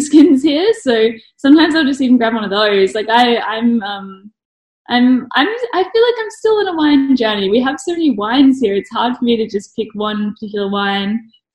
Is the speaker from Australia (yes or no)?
yes; Brisbane, Queensland, Australia; also born or lived in Melbourne; now in Adelaide, Australia; I was born in Melbourne, grew up in Brisbane